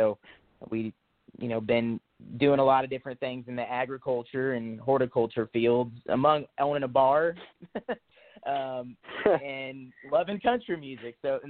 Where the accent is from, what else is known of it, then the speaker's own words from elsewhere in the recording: Latham, Illinois, United States; moved away as an adult; now in Nashville, United States; I grew up in the Midwest. I grew up in a little town called Latham, Illinois, little 400-person farm town. Grew up like many farm kids, you know, around tractors and we had cows for a little bit growing up